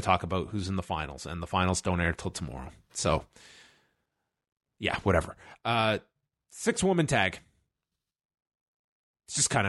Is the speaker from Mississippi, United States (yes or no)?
no; New Jersey, United States; I mean, just because I'm from New Jersey doesn't mean I want to go to Newark.